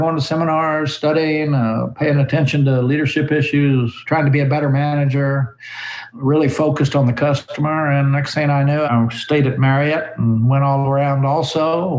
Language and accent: English; Oklahoma, United States; I grew up in Oklahoma on a farm.